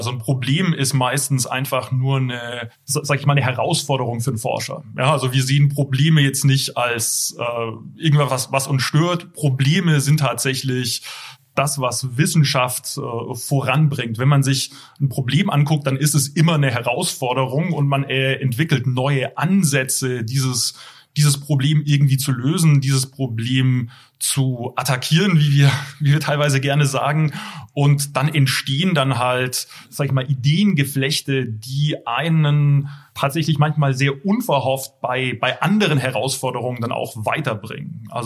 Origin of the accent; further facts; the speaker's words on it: Baden-Württemberg, Germany; geboren und aufgewachsen im Heilbronner Land und habe in Karlsruhe studiert und dann auch promoviert